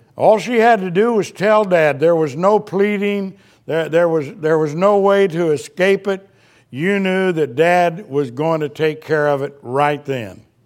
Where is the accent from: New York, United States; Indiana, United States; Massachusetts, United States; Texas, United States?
Indiana, United States; moved away; we grew up in Indiana